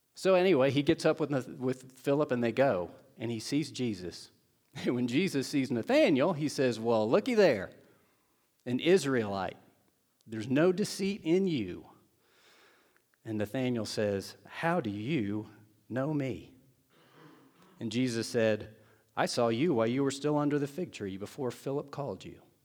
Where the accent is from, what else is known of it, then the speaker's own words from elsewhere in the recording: Seymour, Indiana, United States; moved away; my hometown of Seymour, Indiana, Southern Indiana.